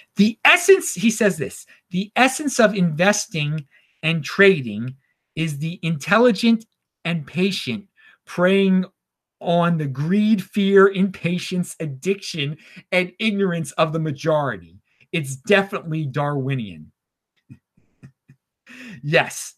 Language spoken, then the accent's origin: English; Baltimore, Maryland, United States; moved away; I am from Baltimore originally, and I'm in Baltimore right now